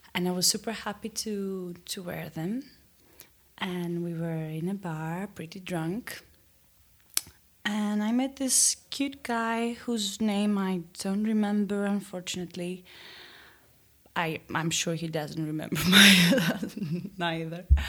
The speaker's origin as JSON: {"language": "English", "town": "Athens", "region": "Attica", "country": "Greece", "said": "I'm from Athens"}